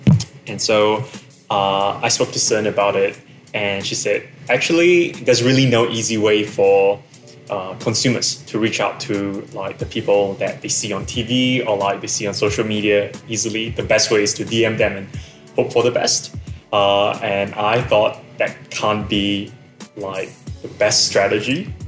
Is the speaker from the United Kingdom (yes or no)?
no; Malaysia; now in Singapore; I'm Malaysian, so I'm stuck in Singapore. I can't go home to see my mom